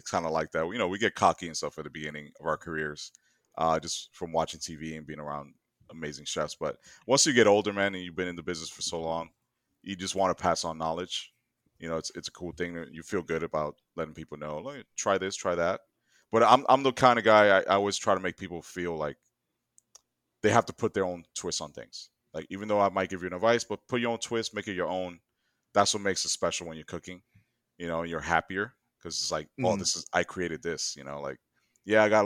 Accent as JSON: {"language": "English", "region": "New York", "country": "United States", "said": "I'm from New York and I'm Dominican"}